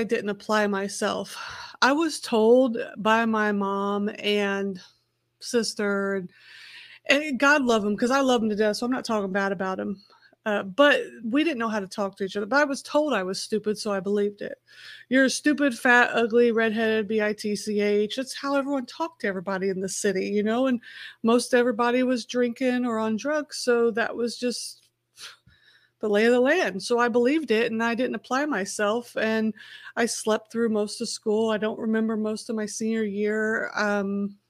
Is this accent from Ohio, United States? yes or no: no; Festus, Missouri, United States; also born or lived in Indianapolis, Indiana; I grew up half in Festus, Missouri on a dirt gravel road and half in Indianapolis, Indiana in a concrete city